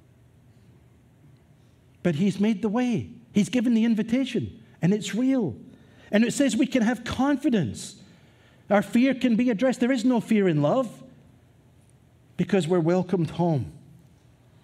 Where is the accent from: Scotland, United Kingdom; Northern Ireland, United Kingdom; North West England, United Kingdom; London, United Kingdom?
Scotland, United Kingdom; moved away; as a young man growing up in Scotland